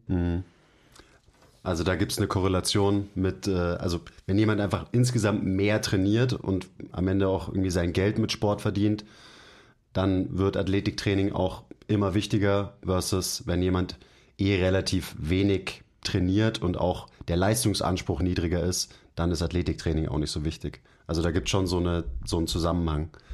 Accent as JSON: {"language": "German", "country": "Germany", "said": "bei uns in Deutschland"}